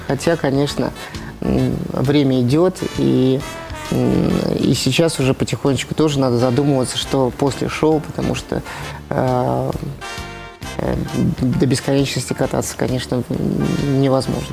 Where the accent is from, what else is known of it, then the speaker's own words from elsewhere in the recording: Moscow, Russia; в Москве в первую очередь, потому что всё-таки это, э, мой родной город